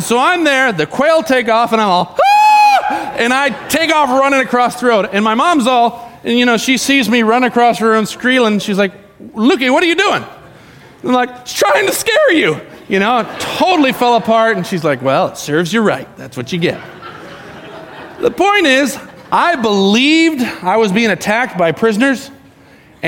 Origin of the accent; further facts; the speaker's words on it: Arizona, United States; moved away; I grew up in Arizona. I went to high school, not my whole life in Arizona, but my high school years in Arizona